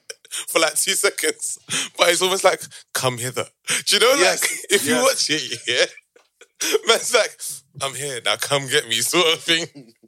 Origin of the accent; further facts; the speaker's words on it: Croydon, London, United Kingdom; I'm from Croydon. We have Norbury